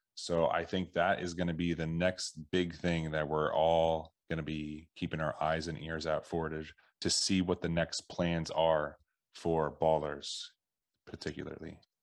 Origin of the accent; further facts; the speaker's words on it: Philadelphia, Pennsylvania, United States; I grew up around the Philadelphia area